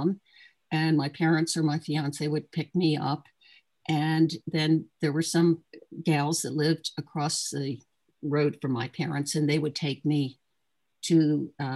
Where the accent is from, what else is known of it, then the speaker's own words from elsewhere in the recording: Trenton, New Jersey, United States; also born or lived in Chicago, Illinois / Ewing, New Jersey; I was from Trenton, or at least I wasn't born in Trenton